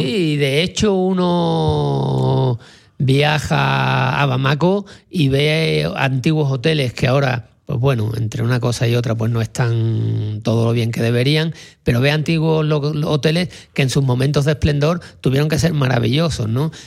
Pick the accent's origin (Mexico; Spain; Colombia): Spain; Sanlúcar de Barrameda, Andalusia; yo que soy de Sanlúcar, allí en Cádiz